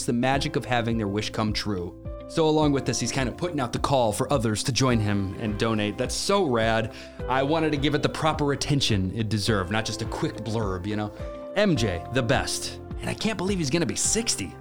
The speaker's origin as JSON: {"language": "English", "town": "Chicago", "region": "Illinois", "country": "United States", "tie": "born or raised there", "said": "I grew up in the Chicagoland area, and I was a kid when the Bulls were unstoppable"}